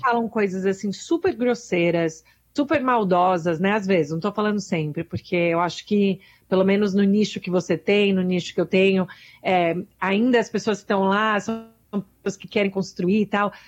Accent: Brazil; now in United States; eu sou imigrante, sou brasileira

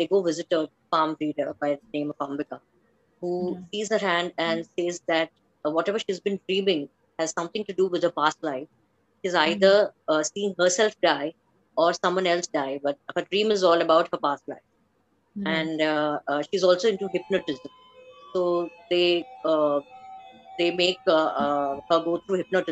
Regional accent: Bangalore, Karnataka, India; moved away as an adult; now in Gujarat, India; I was brought up in Bangalore, but settled from the past few years in Gujarat

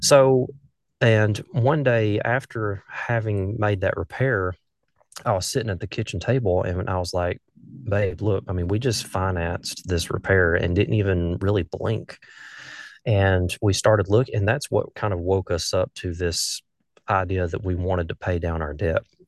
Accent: north of Birmingham, Alabama, United States; accent: southern; I grew up in a small town, uh, just north of Birmingham, Alabama

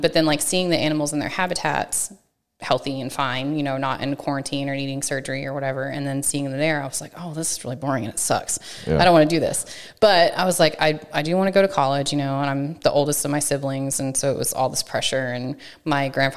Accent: Chandler, Texas, United States; now in College Station, United States; I grew up in East Texas

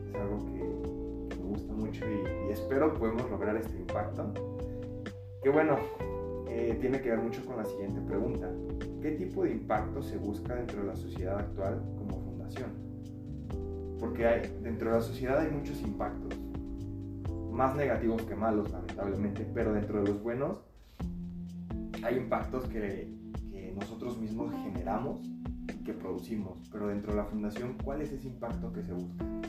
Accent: Mexico; nos llevamos como mexicanos

